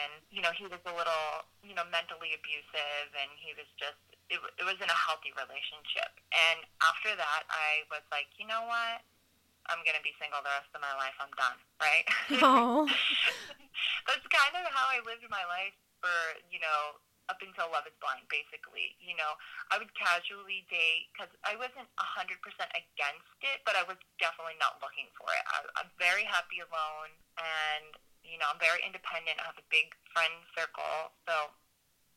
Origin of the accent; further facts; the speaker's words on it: Phillipston, Massachusetts, United States; I grew up in New England. So I'm from Massachusetts, this little town called Phillipston